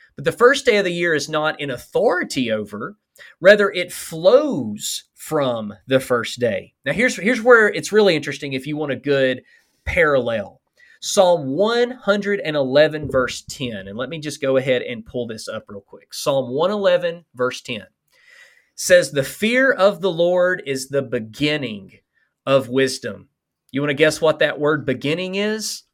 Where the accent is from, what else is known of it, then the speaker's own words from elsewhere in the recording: Alabama, United States; accent: Alabama; my Alabama accent